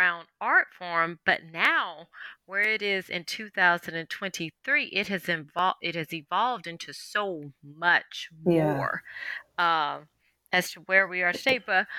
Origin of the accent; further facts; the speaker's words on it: the South, United States; as a fellow Southerner